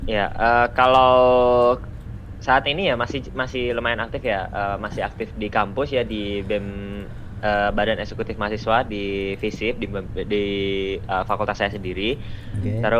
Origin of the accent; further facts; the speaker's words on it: Magelang, Central Java, Indonesia; now in Surakarta, Indonesia; Uh, ya asal saya dari Magelang.